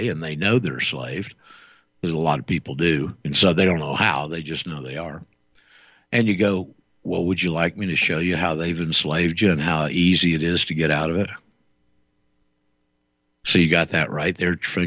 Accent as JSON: {"language": "English", "town": "Panama City", "region": "Florida", "country": "United States", "tie": "born or raised there", "said": "I'm a native-born Floridian. My parents were both native-born Floridians, and we're from just a bit west of you over there, Bay County and Panama City."}